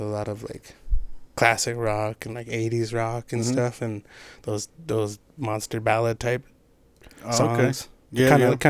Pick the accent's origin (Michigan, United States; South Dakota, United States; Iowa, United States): South Dakota, United States; Pine Ridge Indian Reservation; moved away as an adult; now in Rapid City, United States; Born and raised on the Pine Ridge Indian Reservation. For those of you who don't know, I am also half Northern Cheyenne from Busby, Montana.